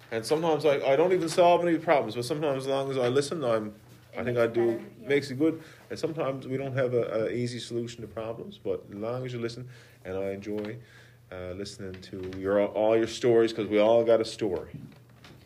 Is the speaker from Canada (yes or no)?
yes; Conception Bay South, Newfoundland and Labrador, Canada; Upper Gullies in Conception Bay South.